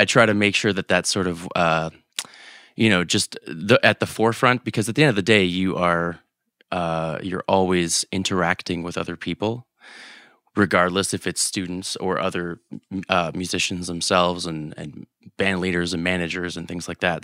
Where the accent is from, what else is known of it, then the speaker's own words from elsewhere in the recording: Canada; we're Canadian